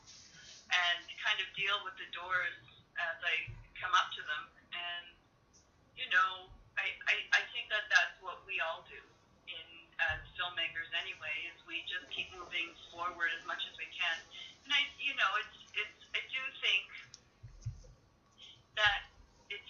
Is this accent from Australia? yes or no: no; Cape Breton Island, Nova Scotia, Canada; accent: Nova Scotia; moved away; I grew up in Cape Breton Island